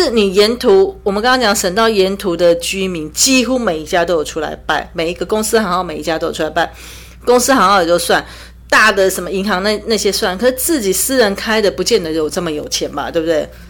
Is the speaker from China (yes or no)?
no; Taiwan; 身为台湾人必做的十项是这一项是我我还蛮赞同的